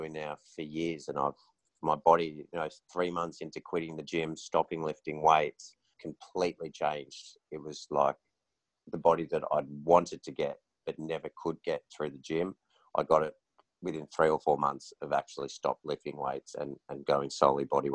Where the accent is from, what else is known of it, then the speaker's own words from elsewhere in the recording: Melbourne, Victoria, Australia; moved away as an adult; now in Noosa, Australia; I've just moved to Noosa after growing up in Melbourne.